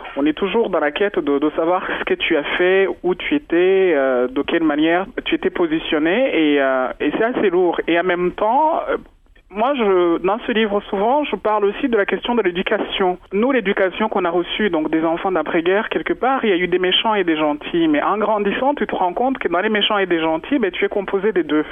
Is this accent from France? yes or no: no; Rwanda; moved away; je suis rwandaise, euh, je suis née au Rwanda, j'adore ma culture